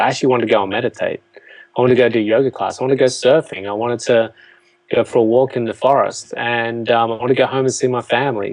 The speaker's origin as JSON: {"language": "English", "country": "Australia", "tie": "born or raised there", "said": "they moved to Australia after they got married, and um, you know, I, I, grew up on a farm"}